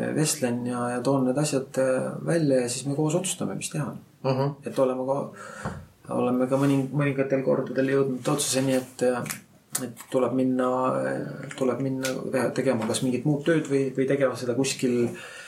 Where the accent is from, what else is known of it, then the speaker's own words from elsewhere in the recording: Rakvere, Lääne-Viru County, Estonia; ma olen ise Rakverest pärit